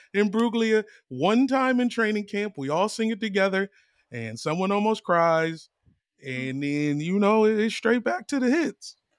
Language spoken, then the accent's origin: English; East Coast, United States; now in Los Angeles, United States; I grew up on the East Coast